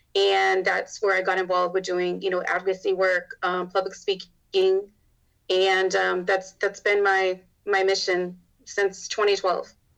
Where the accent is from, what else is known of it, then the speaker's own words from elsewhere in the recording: Arizona, United States; moved away as an adult; now in Texas, United States; I'm from Arizona